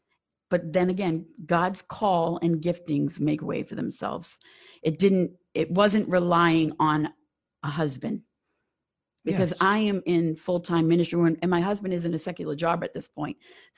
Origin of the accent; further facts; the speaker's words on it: Massachusetts, United States; moved away; also born or lived in Canada / Warwick, Rhode Island / Pennsauken; I'm actually from Massachusetts. You might hear it once in a while.